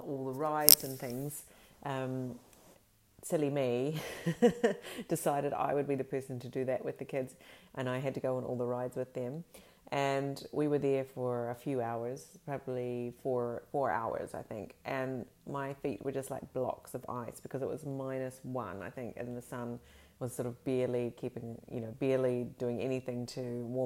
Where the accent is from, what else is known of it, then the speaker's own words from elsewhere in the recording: Fiordland, Southland, New Zealand; now in Sweden; I grew up in Fiordland in New Zealand, which is, you know, a very sort of chilly part of New Zealand.